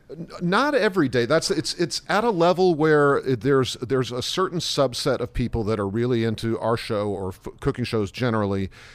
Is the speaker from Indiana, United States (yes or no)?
yes; Indianapolis, Indiana, United States; also born or lived in Columbus, Ohio / Chicago; now in New York, United States; I grew up in Columbus, Ohio, in Indianapolis, Indiana